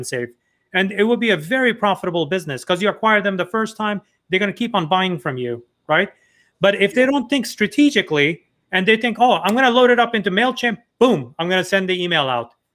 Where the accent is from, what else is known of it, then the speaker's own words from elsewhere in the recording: New York, United States; I'm from New York